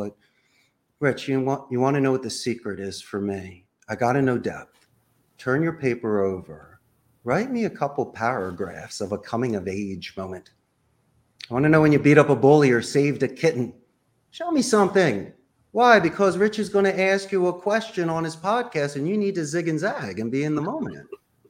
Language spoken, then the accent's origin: English; Northeast, United States; Since we're from the Northeast, I like to call the balls and the strikes.